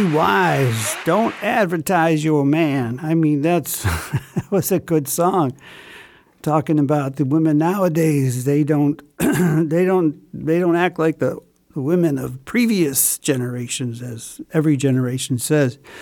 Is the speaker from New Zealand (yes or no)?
no; Chicago, Illinois, United States; from Chicago, my hometown